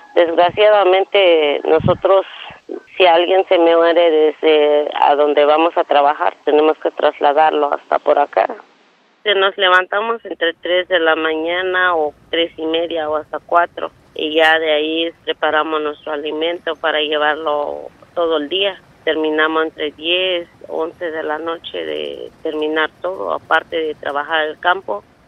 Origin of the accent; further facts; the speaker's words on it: Francisco I. Madero, Metlatónoc, Guerrero, Mexico; vengo de la comunidad de Francisco y Madero, municipio de Metlatono